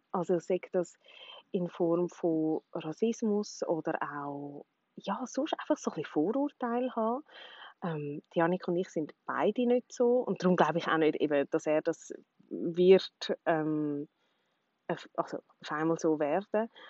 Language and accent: German; Switzerland; first language Swiss German; ich glaube schon, dass Schweizerdeutsch natürlich auch meine Muttersprache ist und das einfach so ein bisschen flüssender, einfacher ist.